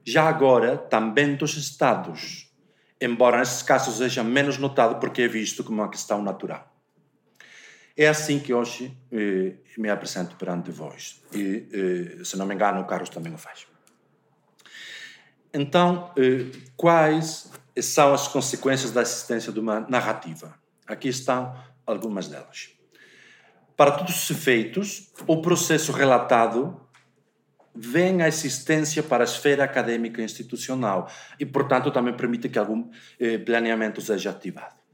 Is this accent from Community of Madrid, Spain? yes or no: no; Galicia, Spain; o teatro feito na Galiza, que eh, de onde eu venho e, eh, por acaso, de onde nós dois vimos.